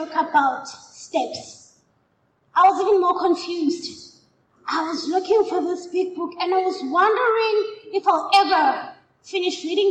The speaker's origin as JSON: {"language": "English", "town": "Katlehong", "region": "Gauteng", "country": "South Africa", "said": "I'm from Katlehong."}